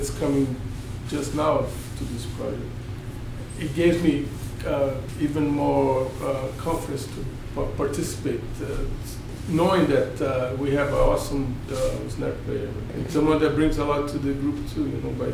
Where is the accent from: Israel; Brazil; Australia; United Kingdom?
Brazil; now in Philadelphia, United States; I'm from Brazil